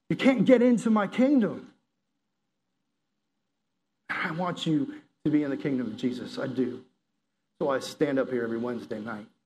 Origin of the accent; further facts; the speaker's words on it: the South, United States; I grew up in the South, you know, I'm a Southerner, I'm a conservative